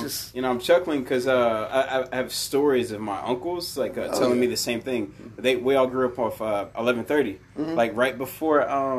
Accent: Mauriceville, Texas, United States; I was raised in Marysville.

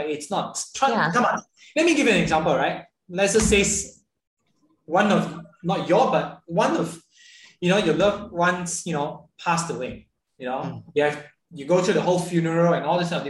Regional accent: Ipoh, Perak, Malaysia; moved away as an adult; 17 years of my life, I've actually never been out of my little kind of like kampung in Ipoh.

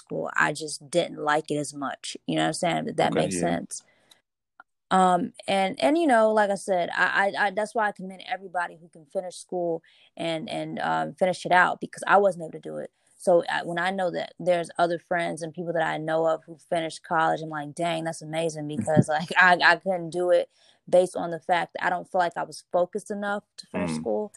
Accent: Charlotte, North Carolina, United States; moved away as an adult; also born or lived in New York; I'm originally from Charlotte, North Carolina, but we met in college.

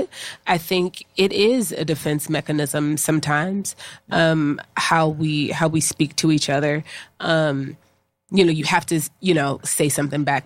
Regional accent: Pittsburgh, Pennsylvania, United States; now in New York, United States; I'm originally from Pittsburgh, Pennsylvania, living here in New York

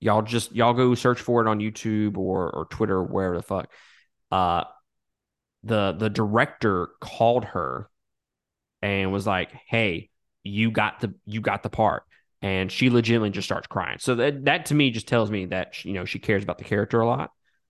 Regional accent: Mississippi, United States; I mean, I'm from Mississippi, guys, but I'm not that fucking dumb, all right?

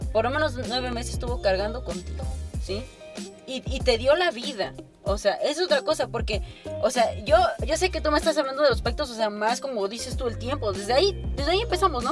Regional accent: Mexico; como mexicanos, como mexicanos

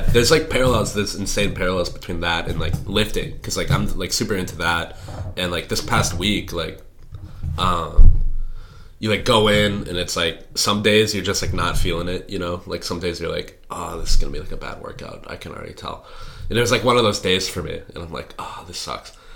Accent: Eden Prairie, Minnesota, United States; now in Madison, United States; I'm from Eden Prairie. It's a suburb of Minneapolis.

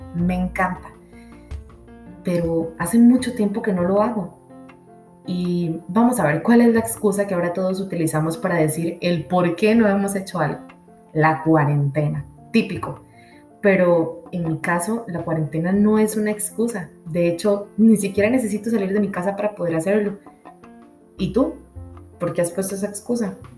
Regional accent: Costa Rica; soy de Costa Rica

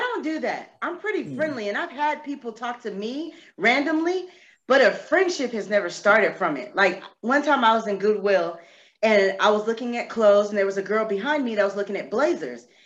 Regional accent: San Antonio, Texas, United States; born or raised there; moved away as an adult; also born or lived in Corpus Christi, Texas; now in Charlotte, United States

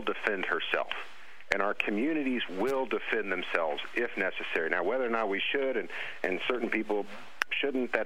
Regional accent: St. Joseph, Missouri, United States; moved away; I'm sitting here in an office in my hometown of St. Joseph, Missouri

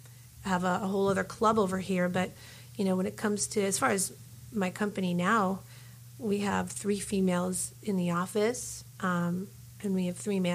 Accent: Philadelphia, Pennsylvania, United States; moved away as an adult; also born or lived in New York City, United States; now in Los Angeles, United States; I'm coming from Philly.

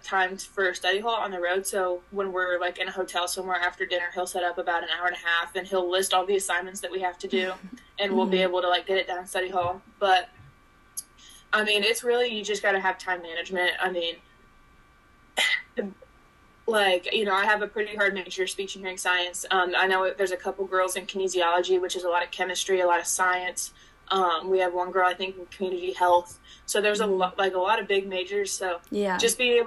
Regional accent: Kokomo, Indiana, United States; I'm from Kokomo, Indiana

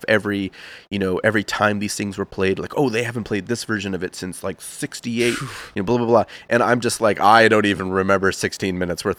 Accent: rural Massachusetts, United States; I grew up in Massachusetts, okay. Like rural Massachusetts.

